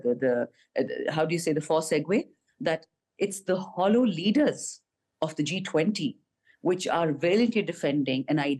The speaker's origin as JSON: {"language": "English", "country": "Pakistan", "said": "as a Pakistani, as a Muslim"}